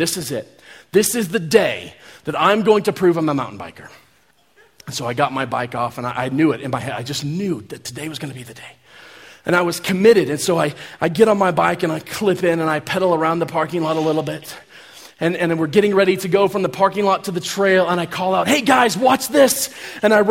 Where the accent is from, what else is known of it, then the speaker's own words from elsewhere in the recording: Kansas, United States; I'm from Kansas. We don't really have mountains in Kansas